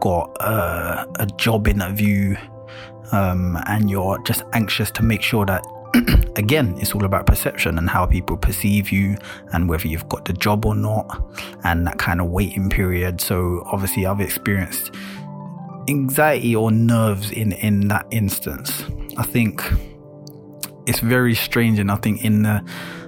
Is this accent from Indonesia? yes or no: no; London, United Kingdom; a black man at that, growing up in London